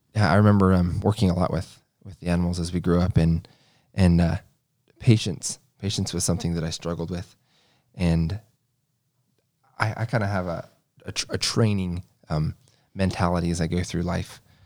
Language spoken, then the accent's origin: English; Kentucky, United States; I was born in Kentucky, the oldest of eight.